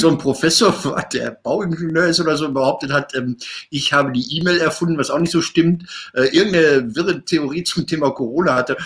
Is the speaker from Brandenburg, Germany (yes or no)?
no; Marl, North Rhine-Westphalia, Germany; ich komme ja aus Mal